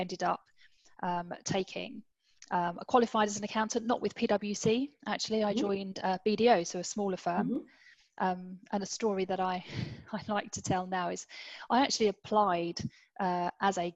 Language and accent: English; London, United Kingdom; I grew up in the East End of London, pretty humble beginnings